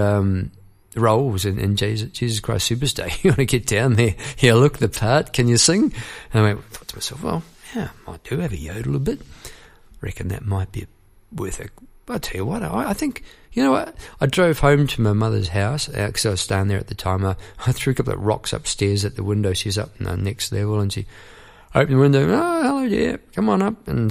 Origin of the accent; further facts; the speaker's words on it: New Zealand; moved away as an adult; I went over to came here to live from New Zealand. I was formerly from New Zealand.